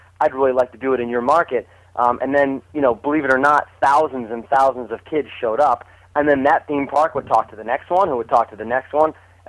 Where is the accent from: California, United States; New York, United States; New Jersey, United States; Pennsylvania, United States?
New Jersey, United States; I grew up in South Jersey, right outside of Philadelphia.